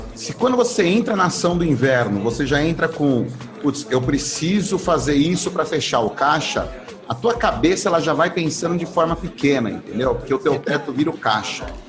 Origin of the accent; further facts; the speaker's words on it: São Bernardo do Campo, São Paulo, Brazil; eu sou natural de São Bernardo, tá? É uma cidade que é ABC Paulista, em São Paulo